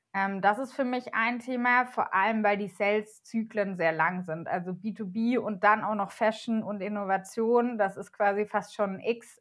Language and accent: German; Germany; wir als Deutsche